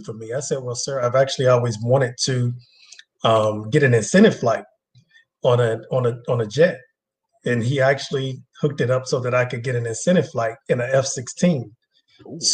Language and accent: English; Atlanta, Georgia, United States; also born or lived in Miami, Florida; I'm actually born and raised in Atlanta. I'm what's called a Grady baby, native Atlantan